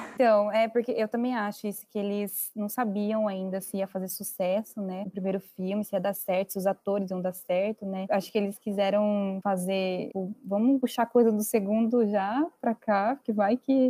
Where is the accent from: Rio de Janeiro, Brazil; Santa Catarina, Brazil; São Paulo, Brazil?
São Paulo, Brazil; Itapetininga; a gente é da mesma cidade, nós somos do interior, do interior de São Paulo, uma cidade chamada Itapetininga